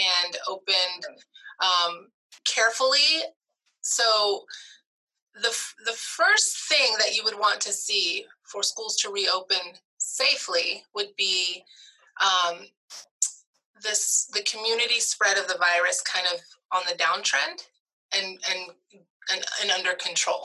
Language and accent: English; Stillwater, Oklahoma, United States; moved away as an adult; also born or lived in Indiana / Michigan / New York / Houston, Texas; I was born and raised in Stillwater, Oklahoma